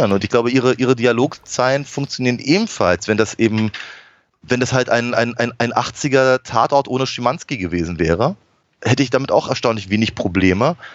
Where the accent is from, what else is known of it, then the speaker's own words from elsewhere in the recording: Berlin, Germany; Also das sind, das sind natürlich schon so Sachen, die einem halt als Berliner auch durchaus auffallen